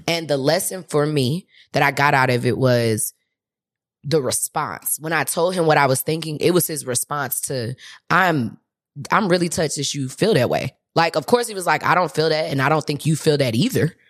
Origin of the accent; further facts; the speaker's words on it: St. Louis, Missouri, United States; moved away; I'm from Saint Louis